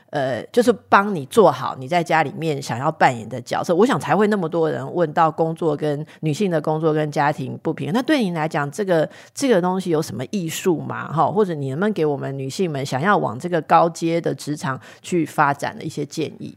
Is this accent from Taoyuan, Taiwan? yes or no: no; Taipei, Taiwan; 身为台北人